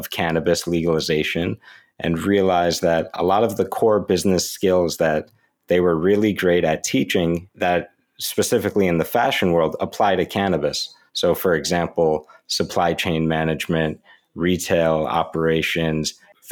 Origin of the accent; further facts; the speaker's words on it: New York, United States; my home state, New York